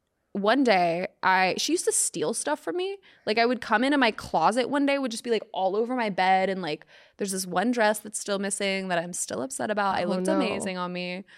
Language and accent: English; Atlanta, Georgia, United States; moved away; This was back in Atlanta, which I'm from Atlanta.